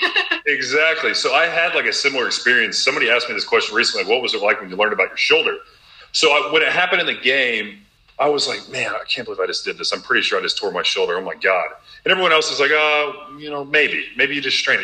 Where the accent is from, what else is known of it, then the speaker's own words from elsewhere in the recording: Robinson, Illinois, United States; Champaign, Illinois is about two hours north of my hometown in Little Robinson, Illinois.